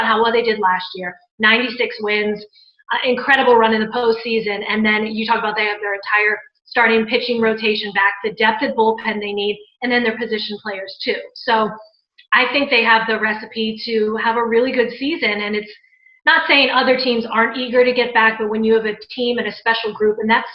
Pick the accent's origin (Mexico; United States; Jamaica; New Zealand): United States; Maryland; also born or lived in New Orleans; now in Tampa, United States; I'm from Maryland